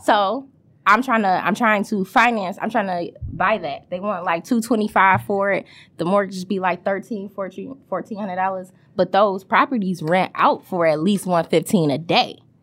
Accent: Detroit, Michigan, United States; also born or lived in Lansing, Michigan; going to elementary school in Wayne, right there on Wayburn and Whittier

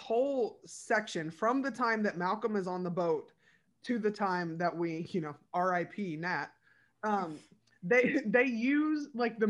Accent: United Kingdom; Are they like, I'm British, so I don't have a gun.

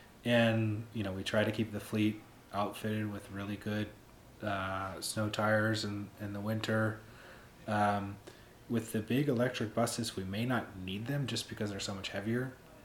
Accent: Pittsburgh, Pennsylvania, United States; I came from Pittsburgh, and we get some winter weather, not anything near like what we have up here.

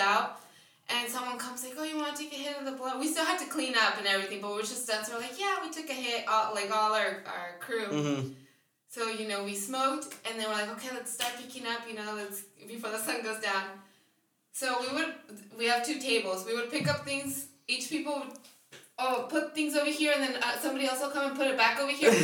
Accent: Inland Empire, California, United States; also born or lived in Montclair, California / Bloomington, California / San Bernardino, California; I'm an IE my whole life.

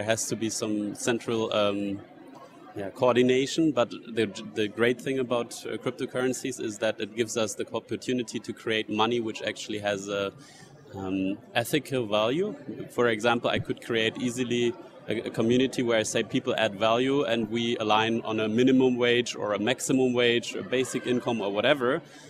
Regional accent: United States; I mean, if the US elects a president that I don't like, I mean, I have to leave my home country if I don't want to live under these policies.

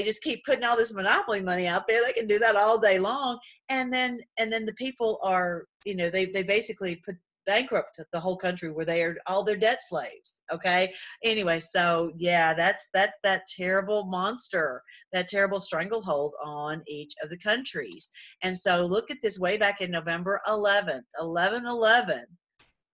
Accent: Tennessee, United States; I'm from Tennessee

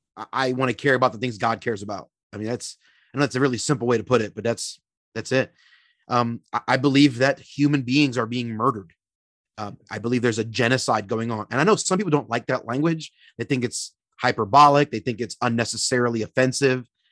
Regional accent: Philadelphia, Pennsylvania, United States; also born or lived in Florida; now in Minneapolis, United States; originally born and raised in Philly, P

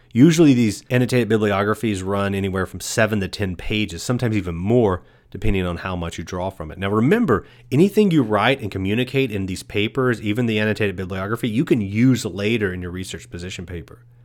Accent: East Texas, United States; I was born and raised in East Texas

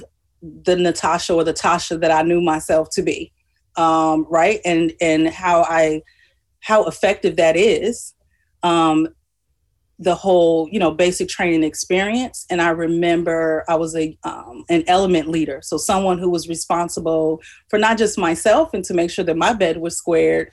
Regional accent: Chicago, Illinois, United States; Born and raised in Inglewood for high school. We moved further south out of the Inglewood community and attended Morgan Park High School

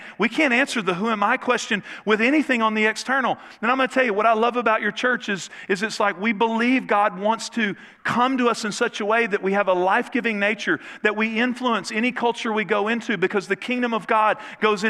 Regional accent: Northeast Texas, United States; I grew up in Northeast Texas

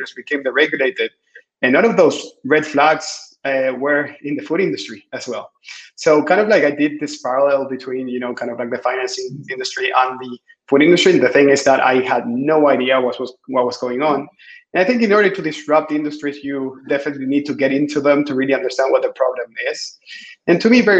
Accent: Chile; I am originally from Chile, so far away south.

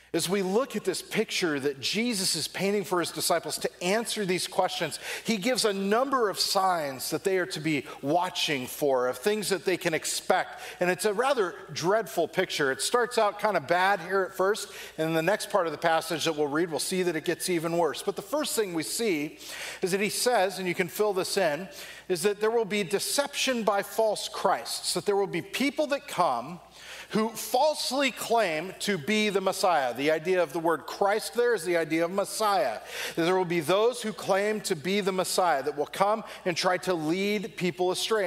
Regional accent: Southern California, United States; growing up in Southern California

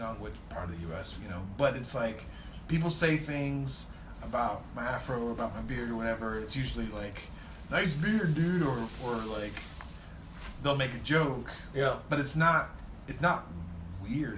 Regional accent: Southern California, United States; I grew up in Southern California

